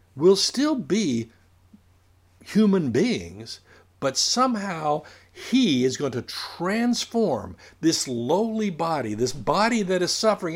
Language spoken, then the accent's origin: English; United States; I am a citizen of the United States